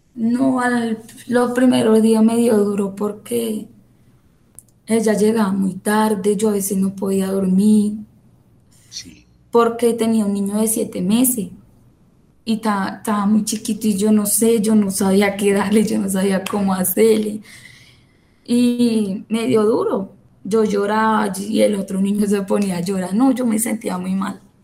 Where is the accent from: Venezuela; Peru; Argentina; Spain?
Venezuela; now in Colombia; yo soy venezolana